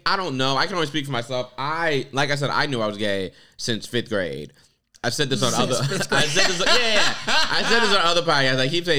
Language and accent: English; Palm Bay, Florida, United States; moved away; I grew up in Florida.